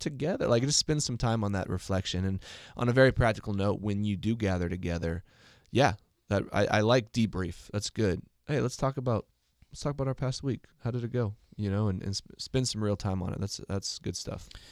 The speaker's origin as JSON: {"language": "English", "country": "United States", "said": "as an American"}